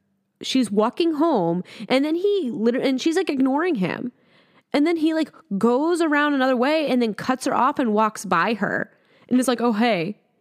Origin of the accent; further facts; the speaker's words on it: Midwest, United States; I am from the Midwest